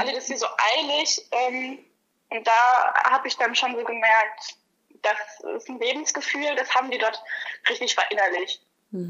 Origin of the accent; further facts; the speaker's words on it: Germany; moved away; also born or lived in Hawaii; als Deutscher